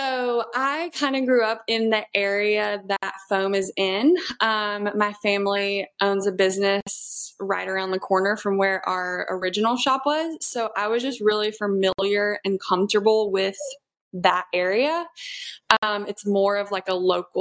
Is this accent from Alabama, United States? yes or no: yes; Gulf Shores, Alabama, United States; Gulf Shores is just my hometown